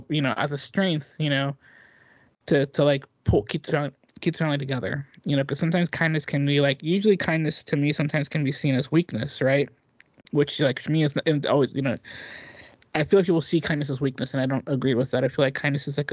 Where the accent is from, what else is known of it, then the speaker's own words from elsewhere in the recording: Dublin, California, United States; moved away; I had to go to Dublin. I had to go to our hometown